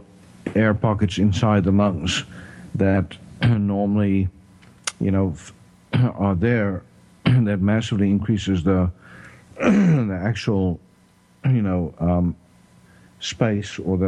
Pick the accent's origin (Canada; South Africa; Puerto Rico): South Africa; accent: South African; also born or lived in Texas; now in Tyler, United States; my South African accent